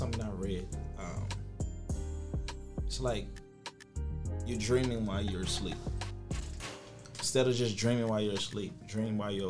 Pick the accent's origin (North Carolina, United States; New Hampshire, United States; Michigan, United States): North Carolina, United States; Kinston; moved away; I'm from Kinston